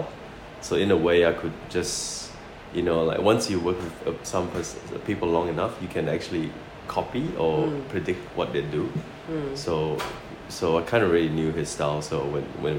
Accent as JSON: {"language": "English", "region": "Sarawak", "country": "Malaysia", "also_born_or_lived": "Christchurch, New Zealand", "moved": "yes", "lives_now": "Australia", "said": "I'm from Malaysia, from a state called Sarawak."}